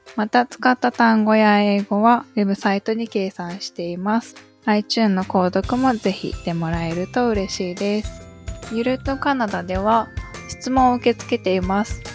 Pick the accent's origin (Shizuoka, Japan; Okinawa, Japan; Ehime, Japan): Ehime, Japan; Iyo; born or raised there; accent: Iyo dialect